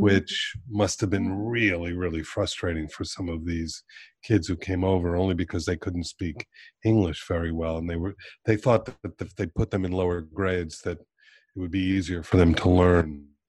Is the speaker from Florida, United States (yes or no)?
yes; Miami, Florida, United States; I grew up in Miami